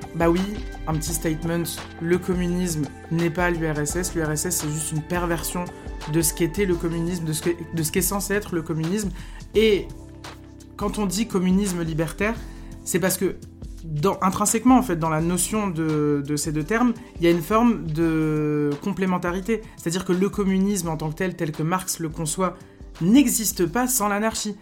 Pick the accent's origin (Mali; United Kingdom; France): France; north of France; je viens du nord de la France